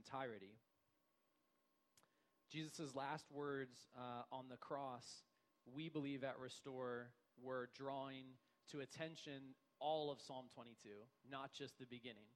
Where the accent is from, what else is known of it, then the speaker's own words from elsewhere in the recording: United States; I'm an American too. I grew up here experiencing Western logic